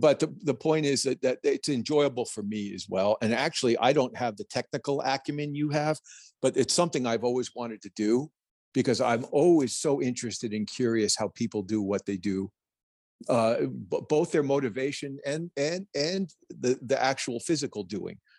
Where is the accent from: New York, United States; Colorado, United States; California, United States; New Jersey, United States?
New Jersey, United States; I'm a kid from Jersey